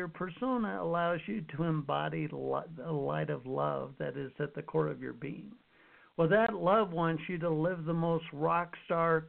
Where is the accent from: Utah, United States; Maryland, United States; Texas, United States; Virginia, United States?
Utah, United States; I grew up in Utah